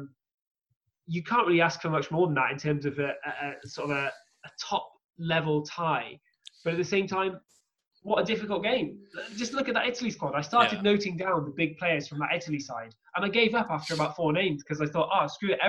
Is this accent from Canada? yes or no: no; England, United Kingdom; growing up in England